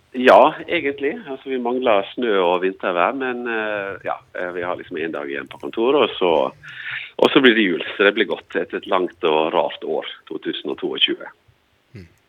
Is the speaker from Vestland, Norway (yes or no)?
yes; Stryn, Vestland, Norway; moved away; jeg vokste opp i Bø sammen med, sammen, sammen med deg